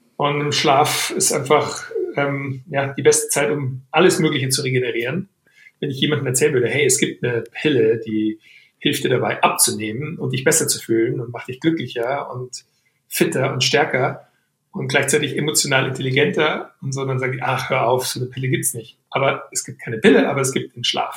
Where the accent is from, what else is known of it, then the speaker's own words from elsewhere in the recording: Weilheim, Bavaria, Germany; aus Weilheim, aus meiner Heimatstadt